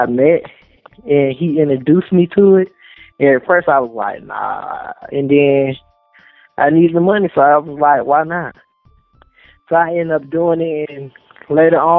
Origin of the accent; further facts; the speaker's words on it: Atlanta, Georgia, United States; I'm from Atlanta, Georgia. Born in Grady Memorial Hospital.